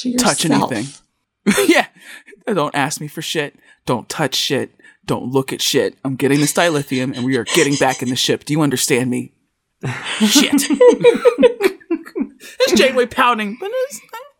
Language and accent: English; United States; being an American